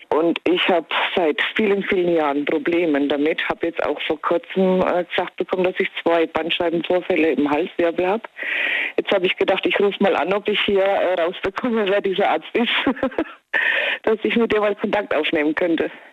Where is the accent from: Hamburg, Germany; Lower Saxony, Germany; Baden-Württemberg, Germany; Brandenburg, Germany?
Baden-Württemberg, Germany; Kronau; Ich komme aus Kronau.